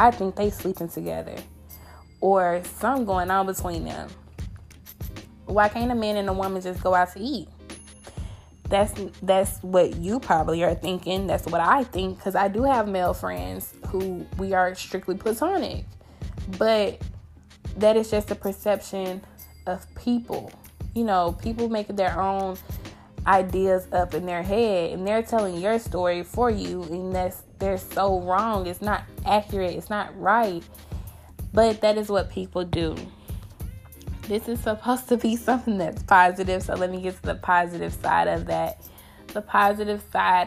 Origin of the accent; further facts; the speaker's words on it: Grenada, Mississippi, United States; I grew up in a small town. I'm from Mississippi.